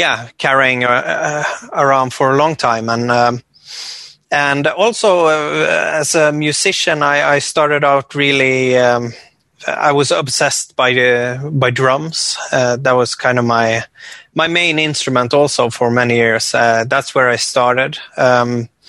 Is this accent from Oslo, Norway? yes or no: no; west coast of Norway, island north of Bergen, Vestland, Norway; I come from the west coast of Norway, small inland island north of a city called Bergen.